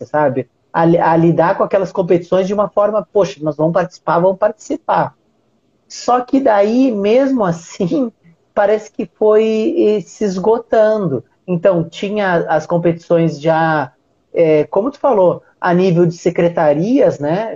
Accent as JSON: {"language": "Portuguese", "town": "Uruguaiana", "region": "Rio Grande do Sul", "country": "Brazil", "said": "eu sou do Rio Grande do Sul, eu sou do interior, sou de Uruguaiana, minha cidade é bem pequenininha"}